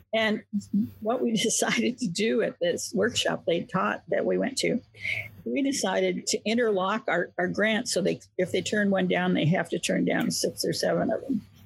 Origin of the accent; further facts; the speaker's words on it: Medford, Oregon, United States; I grew up in Southern Oregon on the Oregon California border, a town called Medford